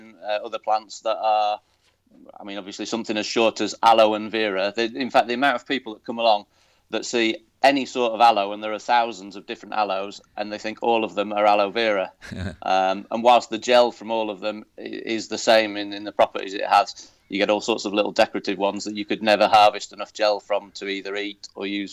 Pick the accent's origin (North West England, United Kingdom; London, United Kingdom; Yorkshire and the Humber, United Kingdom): Yorkshire and the Humber, United Kingdom; Yorkshire Dales; first language English; moved away as an adult; now in Spain; growing up in the Yorkshire Dales